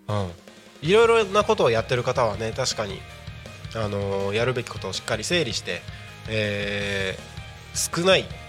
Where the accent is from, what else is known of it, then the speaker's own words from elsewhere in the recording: Takko, Aomori, Japan; moved away as an adult; now in Tako, Japan; 僕が、えーとまあ、生まれ育った青森県の田子町ってところ